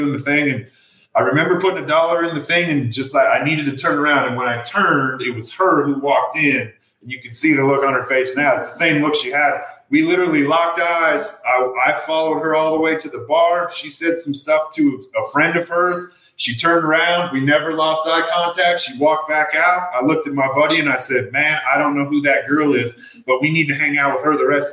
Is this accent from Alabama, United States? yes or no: no; Nebraska, United States; also born or lived in South Dakota; I was actually born in South Dakota, lived there for 2 years, and then grew up in Nebraska the rest of my life